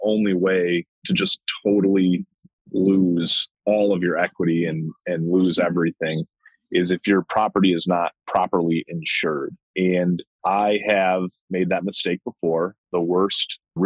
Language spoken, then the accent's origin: English; Ann Arbor, Michigan, United States; I live in Ann Arbor, Michigan, and I grew up in Ann Arbor